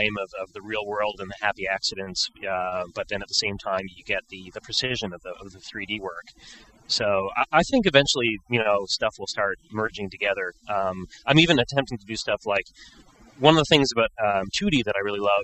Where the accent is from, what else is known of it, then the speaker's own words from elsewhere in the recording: Montreal, Quebec, Canada; I'm originally from Montreal in Canada